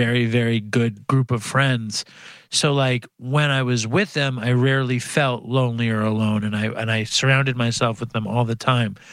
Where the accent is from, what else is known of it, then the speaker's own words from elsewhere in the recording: New York City, New York, United States; I grew up Jewish in Manhattan. Both my parents were teachers, and I grew up in a like kind of public housing in Chelsea